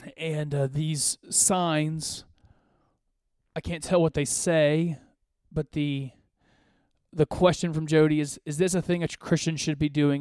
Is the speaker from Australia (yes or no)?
no; Côte d’Ivoire; I was born in West Africa. I was born in the Ivory Coast.